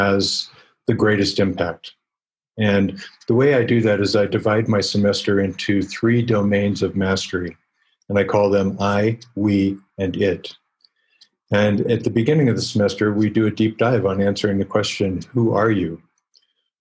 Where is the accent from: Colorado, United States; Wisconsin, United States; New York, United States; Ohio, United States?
Colorado, United States; also born or lived in Silicon Valley; I ended up with 7 startup companies in my home state of Colorado